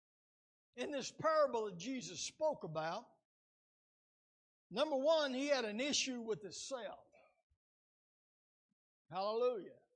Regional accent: United States; as Americans

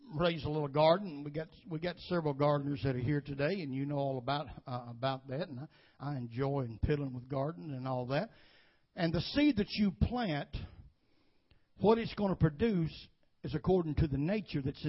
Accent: United States; I was born and bred in Woodbine area

